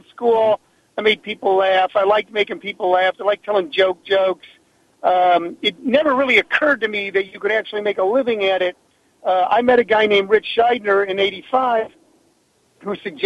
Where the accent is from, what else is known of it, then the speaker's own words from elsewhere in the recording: Midwest, United States; moved away as an adult; I was born in the Midwest